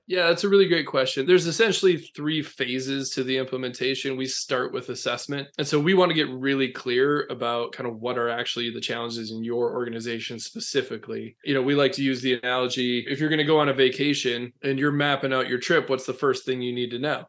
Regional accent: Minnesota, United States; accent: long O; moved away as an adult; now in North Carolina, United States; I'm a small town Minnesota boy.

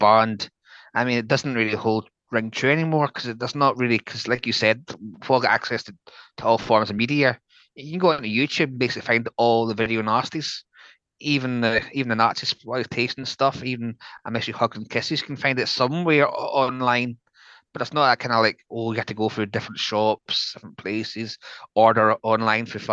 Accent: Scotland, United Kingdom; born or raised there

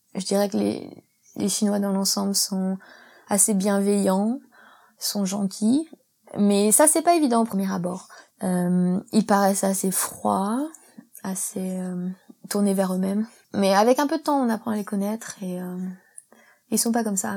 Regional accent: Isère, Auvergne-Rhône-Alpes, France; moved away as an adult; also born or lived in England; now in Hong Kong; Je viens de la campagne en Isère, un petit village de 1000 habitants.

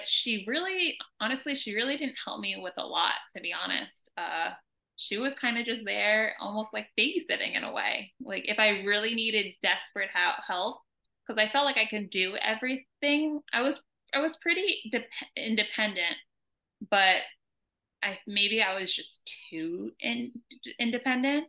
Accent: New York, United States; moved away as an adult; also born or lived in California; now in Atlanta, United States; We're originally from New York

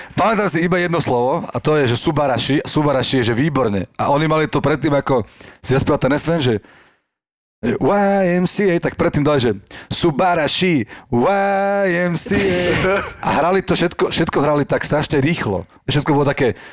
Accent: Levice, Nitra Region, Slovakia; ja som z Levíc

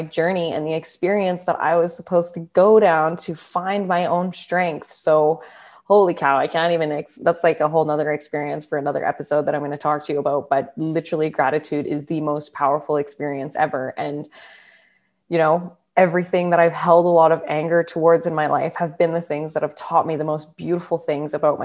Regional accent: Calgary, Alberta, Canada; moved away as an adult; also born or lived in Perth, Australia; I was born and raised in Calgary, Alberta, in Canada.

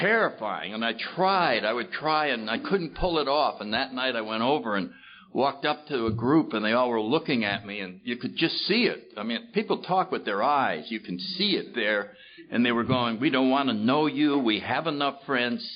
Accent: New Haven, Connecticut, United States; I grew up in New Haven, Connecticut, in the 30s

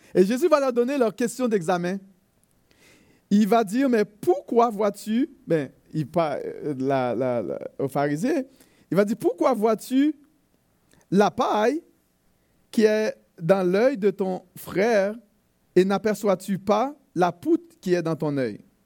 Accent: Haiti; chez nous en Haïti, euh, mon pays d'origine

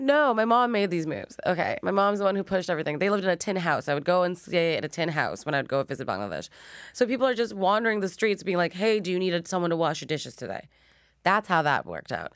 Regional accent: Montreal, Quebec, Canada; now in Toronto, Canada; I was born and raised in Montreal

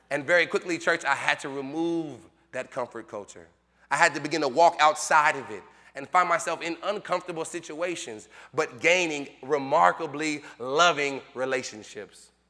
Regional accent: Long Beach, California, United States; now in Fort Myers, United States; I'm from Long Beach, California. I'm a city boy

